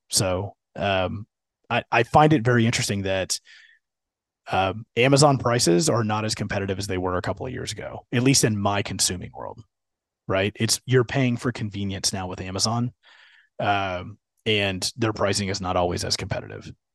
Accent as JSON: {"language": "English", "town": "Houston", "region": "Texas", "country": "United States", "tie": "born or raised there", "said": "being a Houston kid"}